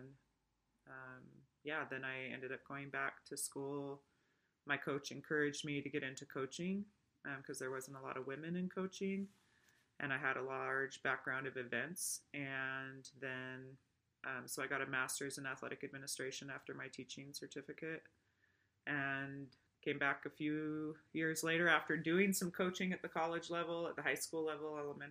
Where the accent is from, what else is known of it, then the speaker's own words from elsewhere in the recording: Washington, United States; moved away as an adult; also born or lived in Utah; now in Idaho, United States; I was born in Utah, but raised in Washington